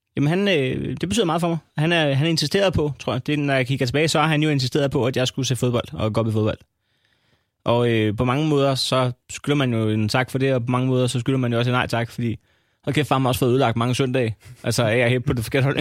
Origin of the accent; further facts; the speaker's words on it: Næstved, Zealand, Denmark; jeg kommer fra Næstved